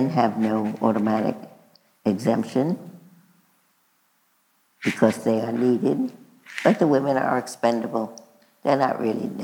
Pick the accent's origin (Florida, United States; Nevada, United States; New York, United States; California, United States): New York, United States; New York City; we were both born and bred in Brooklyn, New York.